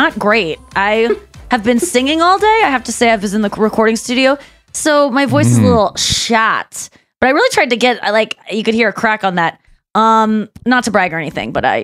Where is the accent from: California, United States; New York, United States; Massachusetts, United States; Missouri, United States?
Missouri, United States; St. Louis; I was already in deep in my hometown.